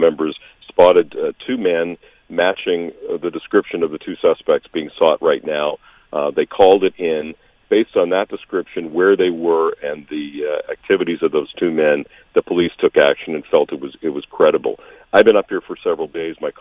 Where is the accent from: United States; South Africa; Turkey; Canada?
Canada; Alberta; also born or lived in Saskatchewan; now in Toronto, Canada; I spent 7 years in Saskatchewan, and I grew up in Alberta